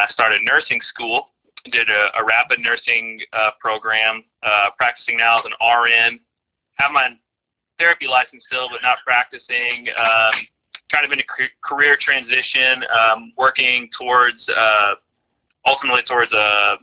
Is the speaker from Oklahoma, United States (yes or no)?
yes; Oklahoma, United States; moved away as an adult; also born or lived in Texas / Denver; I'm a Oklahoma native. Grew up here